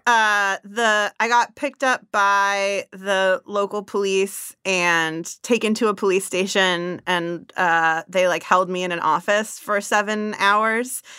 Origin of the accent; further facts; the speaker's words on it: Bay Area, California, United States; also born or lived in Zimbabwe; I grew up in the Bay Area.